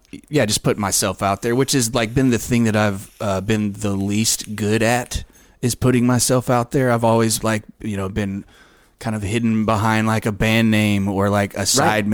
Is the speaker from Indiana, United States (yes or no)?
no; Conroe, Texas, United States; Although a lot of, I don't know if it's still the case, but Conroe, especially Montgomery County, which is like Conroe's the biggest city there, was like the drunk driving capital of.